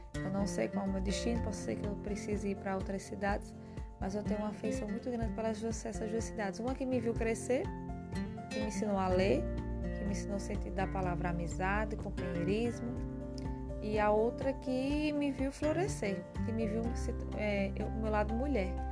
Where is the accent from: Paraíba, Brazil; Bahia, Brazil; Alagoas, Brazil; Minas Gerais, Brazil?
Paraíba, Brazil; Puxinanã; also born or lived in São Paulo; now in Esperança, Brazil; eu fui criada em Puxinanã, nasci em São Paulo, mas fui morar em Puxinanã aos 4 anos de idade